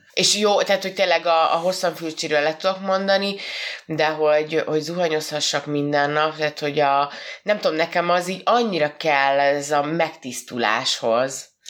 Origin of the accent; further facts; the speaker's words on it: Hungary; mi magyarok vagyunk